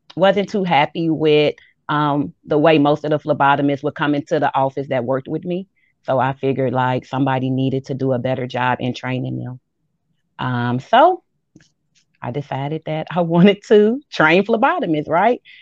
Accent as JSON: {"language": "English", "town": "Chicago", "region": "Illinois", "country": "United States", "moved": "as an adult", "lives_now": "Macon, United States", "said": "I am from Chicago."}